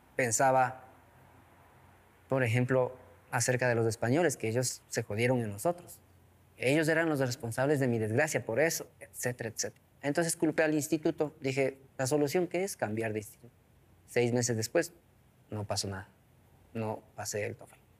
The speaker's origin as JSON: {"language": "Spanish", "town": "Chibuleo San Francisco", "region": "Tungurahua", "country": "Ecuador", "tie": "born or raised there", "also_born_or_lived": "Ambato, Ecuador", "first_language": "Kichwa", "second_language": "Spanish", "said": "Soy de Chibuleo, San Francisco. Es una comunidad hermosa, mágica, fenomenal, que está en las faldas del Carihuayrazo, es decir, como a unos 30 kilómetros de la ciudad de Ambato. Crecí como todo niño en el sector rural de la Sierra Central Andina de nuestro país."}